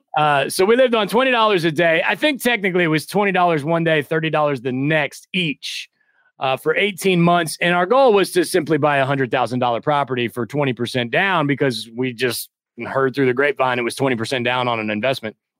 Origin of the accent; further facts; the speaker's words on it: Midwest, United States; moved away as an adult; also born or lived in New York City; I'm originally from the Midwest